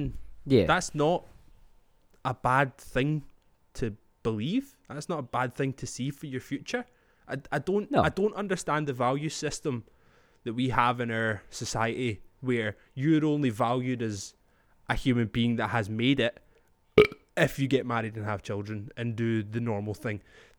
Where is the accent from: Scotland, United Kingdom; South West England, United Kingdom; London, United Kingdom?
Scotland, United Kingdom; But I'm Scottish, man.